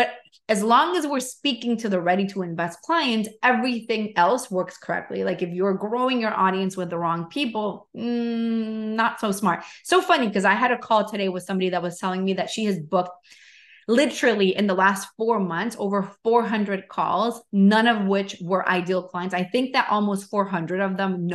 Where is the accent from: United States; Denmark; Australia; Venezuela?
Venezuela; moved away; I'm from Venezuela.